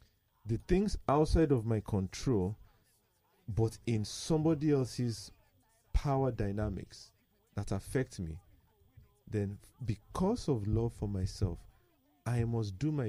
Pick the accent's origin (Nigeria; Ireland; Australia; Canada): Nigeria; as a Nigerian